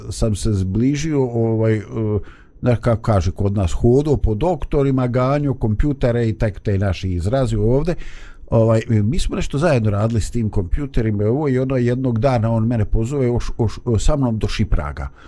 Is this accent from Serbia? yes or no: no; Bosnia & Herzegovina; ovdje kod nas u Bosni